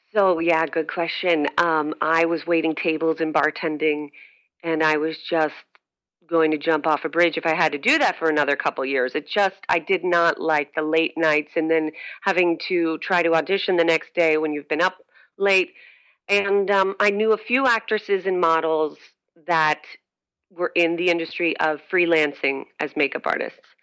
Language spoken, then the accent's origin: English; Scranton, Pennsylvania, United States; moved away as an adult; also born or lived in New York City; now in Richmond, United States; I'm originally from Scranton, Pennsylvania, and uh, but spent most of my adult life, about 12 years, in New York City